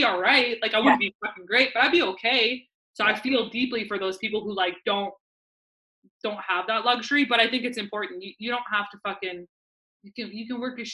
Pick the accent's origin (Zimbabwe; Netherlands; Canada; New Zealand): Canada; Vancouver, British Columbia; my hometown little area in Vancouver